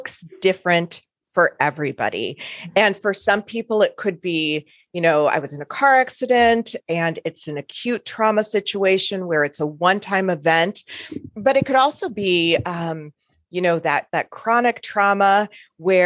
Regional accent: Chicago, Illinois, United States; now in Omaha, United States; I'm originally from the Chicago area in the States. And currently, I live in Omaha, Nebraska

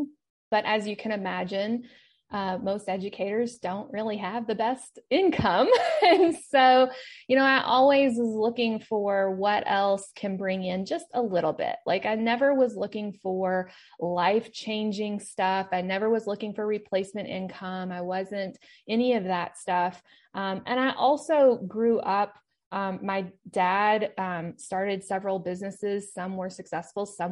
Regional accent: Kentucky, United States; moved away; I am from Kentucky, even though that's not where I live now

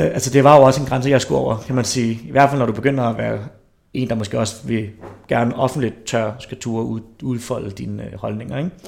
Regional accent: Herlev, Capital Region of Denmark, Denmark; jeg er opvokset i Herlev, så jeg har også stadig nogle af de der gamle Herlev-drenge

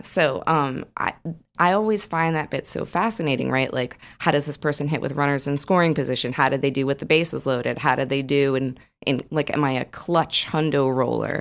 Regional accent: New Jersey, United States; now in Austin, United States; I grew up in New Jersey

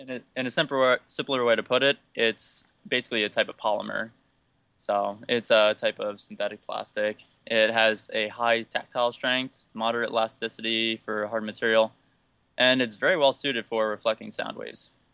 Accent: Northeastern Pennsylvania, United States; moved away as an adult; now in Ithaca, United States; I'm from Northeastern Pennsylvania of the United States, but currently I live in Ithaca, New York

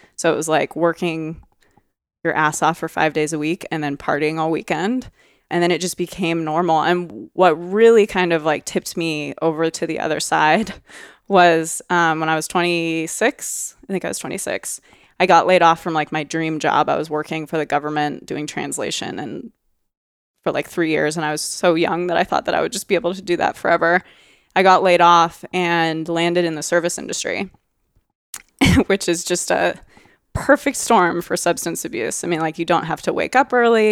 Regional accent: Oregon, United States; I'm from Oregon. I'm very proud of being from Oregon

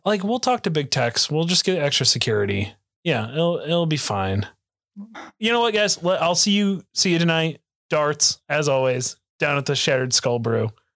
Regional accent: Oklahoma, United States; I'm from Oklahoma

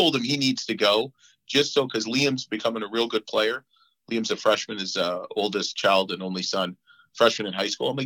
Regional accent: Canada; when I was growing up in Canada

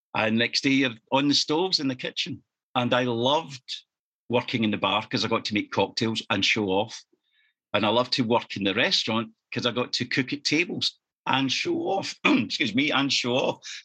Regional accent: East Kilbride, Scotland, United Kingdom; also born or lived in Norwich / London / Leamington Spa / Farnborough; my hometown of East Kilbride, which is just 10 miles south of Glasgow

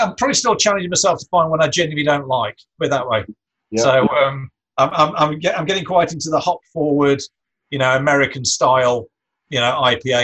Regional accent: Ashbourne, East Midlands, United Kingdom; my hometown of Ashbourne

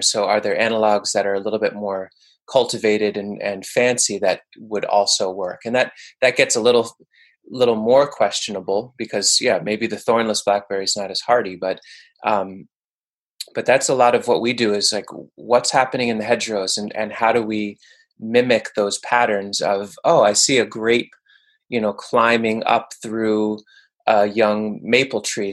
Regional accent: Bergen County, northern New Jersey, United States; also born or lived in Manhattan, New York; now in New York, United States; my folks moved to suburban quote unquote northern New Jersey when I was a little kid. But it was a pretty densely populated area in Bergen County.

